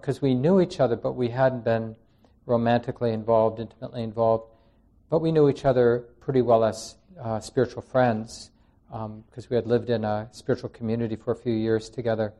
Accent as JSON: {"language": "English", "town": "Minneapolis", "region": "Minnesota", "country": "United States", "tie": "born or raised there", "also_born_or_lived": "New York City", "moved": "as an adult", "said": "I never wanted to come back to Minneapolis. I grew up in Minneapolis"}